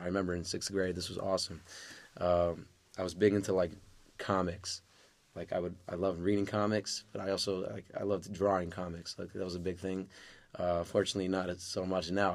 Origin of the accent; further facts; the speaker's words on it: New York City, New York, United States; also born or lived in Manhasset, New York / Lawrence, New York; I grew up in Far Rockaway. I was born in Manhasset